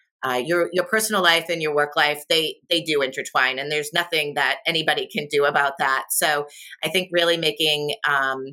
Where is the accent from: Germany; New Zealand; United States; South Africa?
United States; Boston, Massachusetts; I'm from Boston. My dad's retired from the military.